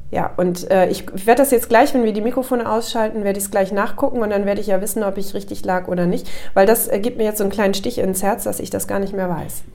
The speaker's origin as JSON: {"language": "German", "region": "Northern Germany", "country": "Germany", "also_born_or_lived": "Offenbach-Bieber, Hesse", "moved": "as an adult", "said": "Ich bin dann ja als Norddeutsche in, äh, in diesen Stadtteil gekommen"}